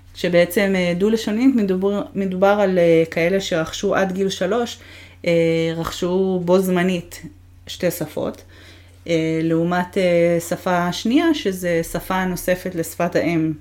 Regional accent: Israel; moved away as an adult; also born or lived in Montreal, Canada; הגעתי מהארץ שידעתי אפס אנגלית

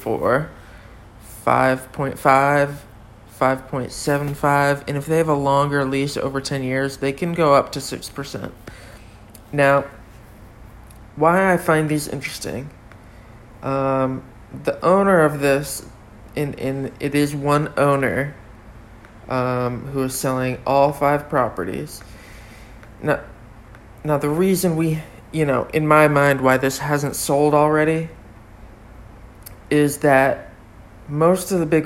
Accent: North Hampton, New Hampshire, United States; also born or lived in Exeter, New Hampshire; now in Florida, United States; I was born in Exeter, New Hampshire, and grew up in Northampton, New Hampshire.

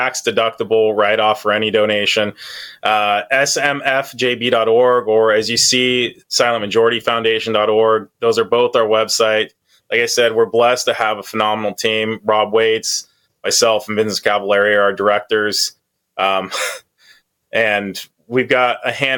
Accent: Auburn, California, United States; moved away; I grew up in Auburn, you know, not Washington, but down there

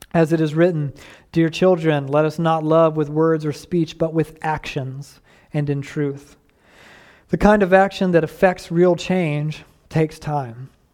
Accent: the American South, United States; I grew up steeped in Southern racism

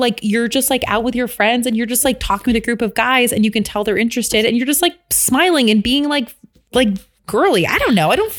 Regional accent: Midwest, United States; I'm from the Midwest, so I'm like super friendly.

